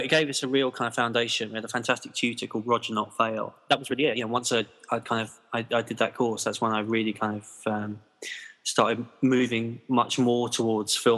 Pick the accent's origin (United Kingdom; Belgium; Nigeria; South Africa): United Kingdom; London; now in Nottingham, United Kingdom; I grew up in London, actually, kind of in the shadow of Heathrow Airport